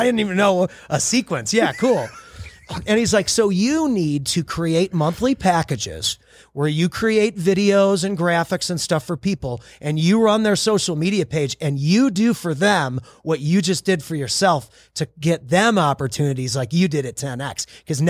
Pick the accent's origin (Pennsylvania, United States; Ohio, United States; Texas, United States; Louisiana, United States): Texas, United States; I usually say Southern Highlands because I'm from Texas.